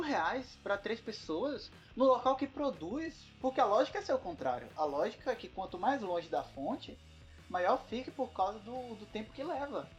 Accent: Bahia, Brazil; a Bahia, de onde eu venho

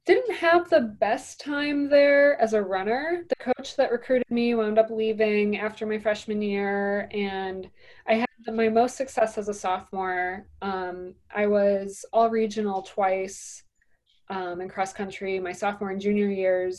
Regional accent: Indiana Dunes, United States; I grew up in the Indiana Dunes.

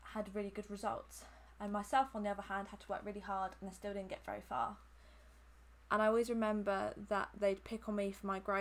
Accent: Hampshire, South East England, United Kingdom; I'm from Hampshire and I've lived here my whole life.

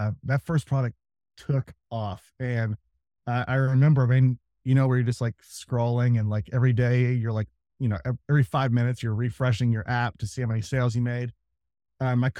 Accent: Kansas City, United States; moved away; I'm from Kansas City. So I moved back to Kansas City

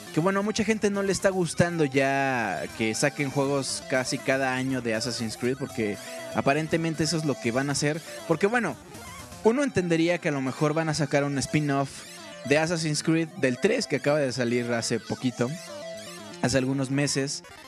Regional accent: Mexico; nosotros somos de México

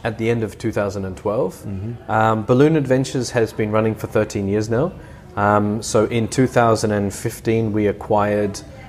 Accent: Brisbane, Queensland, Australia; born there; also born or lived in Melbourne / Canberra; So I was born in Brisbane, and at a very young age we moved to Melbourne, and then very shortly after that we moved to Canberra, and we knew that that was a temporary posting.

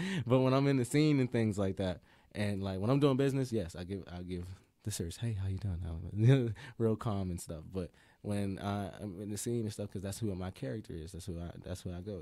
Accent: Pittsburgh, Pennsylvania, United States; I'm from the Mon Valley region of Pittsburgh

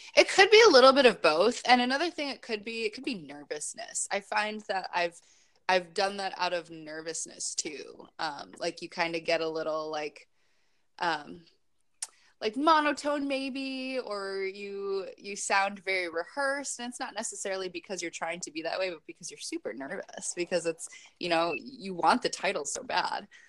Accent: Chicago, Illinois, United States; moved away as an adult; also born or lived in Kenosha, Wisconsin; now in San Diego, United States; I'm originally from Chicago

